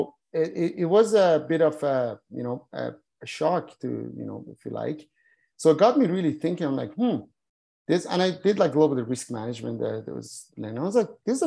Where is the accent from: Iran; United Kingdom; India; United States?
Iran; moved away; I was born in Iran